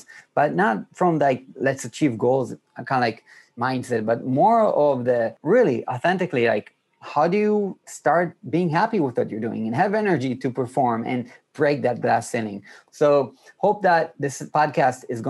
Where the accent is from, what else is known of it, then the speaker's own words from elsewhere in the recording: Israel; I'm from Israel, which is like 2 hours ahead